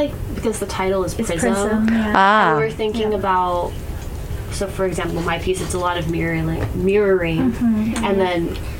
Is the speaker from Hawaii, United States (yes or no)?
yes; Kauai, Hawaii, United States; I'm from Kauai